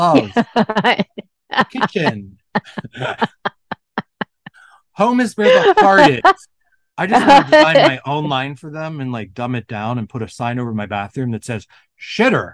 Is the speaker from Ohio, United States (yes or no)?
yes; Ohio, United States; I'm from Ohio